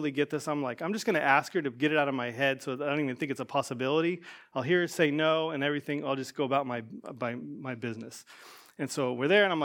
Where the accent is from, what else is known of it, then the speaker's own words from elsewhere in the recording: Georgia, United States; also born or lived in Ohio; I grew up in Georgia and Ohio.